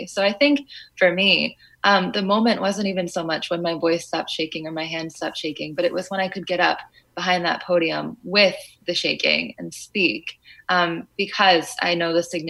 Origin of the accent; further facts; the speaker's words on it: Fairfield, United States; In Fairfield, we were one of the only, if not the only, Afghan family.